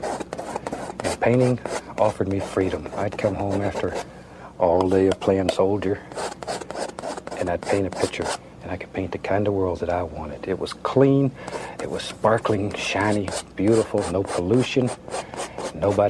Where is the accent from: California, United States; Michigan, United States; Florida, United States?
Florida, United States; moved away as an adult; also born or lived in Alaska; I was born and raised in Florida, and I was almost 20 years old before I ever saw snow